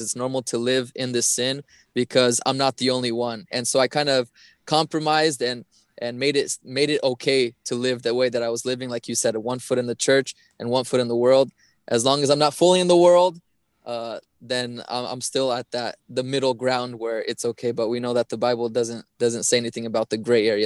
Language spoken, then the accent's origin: English; Portland, Oregon, United States; I grew up in Portland, Oregon, uh, most of my life